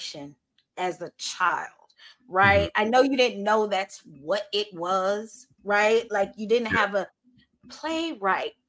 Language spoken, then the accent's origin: English; Houston, Texas, United States; growing up in Houston, being from Houston